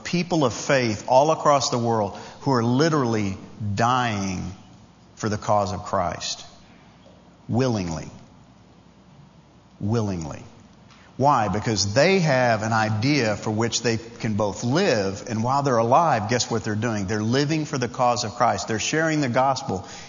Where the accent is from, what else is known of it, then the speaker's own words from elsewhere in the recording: Long Island, New York, United States; Some obscure kid growing up on Long Island, New York, the son of a Baptist preacher